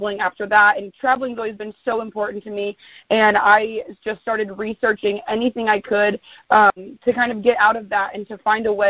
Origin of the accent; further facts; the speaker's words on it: Indianapolis, Indiana, United States; moved away; I'm originally from Indianapolis, Indiana, and I go back home every 4 or 5 months